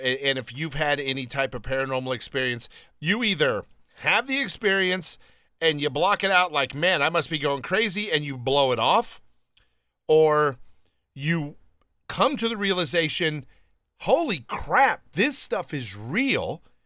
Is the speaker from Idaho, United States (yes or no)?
no; California, United States; moved away as an adult; also born or lived in Alabama / New York / Lyndhurst, New Jersey; I was born in Alabama, but raised in California